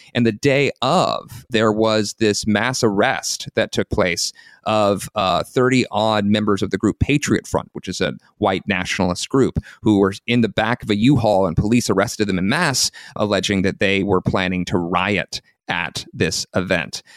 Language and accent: English; South Carolina, United States; moved away; I'm from the American Southeast originally. I'm from South Carolina